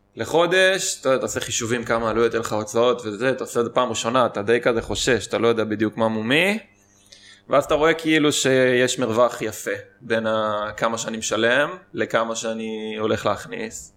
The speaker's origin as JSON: {"language": "Hebrew", "country": "Israel", "tie": "born or raised there", "said": "כשהייתי קטן גדלתי במושב"}